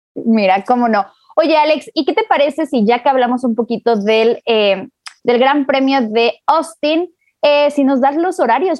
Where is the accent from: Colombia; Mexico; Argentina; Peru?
Mexico; yo como mexicana me siento